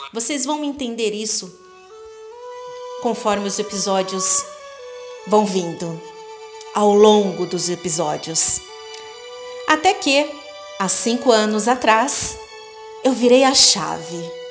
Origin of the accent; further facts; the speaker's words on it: São Paulo, Brazil; now in Varginha, Brazil; E há 16 anos vim de São Paulo para Varginha, onde moro atualmente.